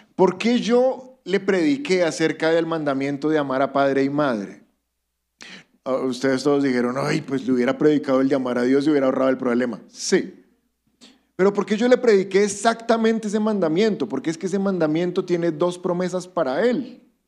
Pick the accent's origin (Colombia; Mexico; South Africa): Colombia; somos colombianos